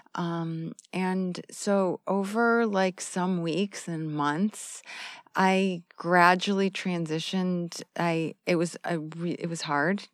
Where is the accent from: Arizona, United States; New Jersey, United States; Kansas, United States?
Arizona, United States; moved away as an adult; I'm from the United States